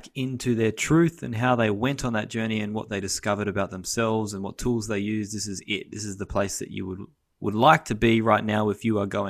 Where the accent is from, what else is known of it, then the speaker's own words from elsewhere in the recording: Canada; today I'm with my fellow Canadian brother, Mr. Greg Biggs.